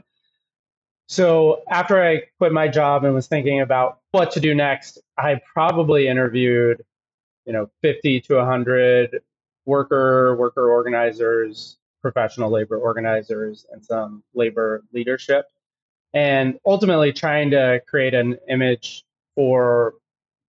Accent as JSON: {"language": "English", "region": "Texas", "country": "United States", "tie": "born or raised there", "moved": "as an adult", "said": "I grew up in Texas in the middle of nowhere"}